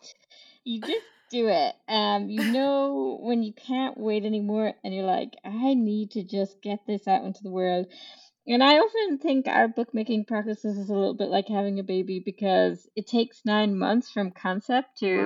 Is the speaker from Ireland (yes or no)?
yes; Ireland; moved away as an adult; also born or lived in Edinburgh; I grew up in Ireland on a farm in the middle of nowhere with three older brothers